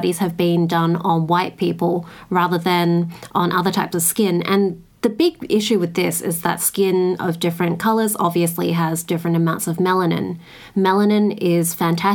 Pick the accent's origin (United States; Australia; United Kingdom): Australia; I come from Australia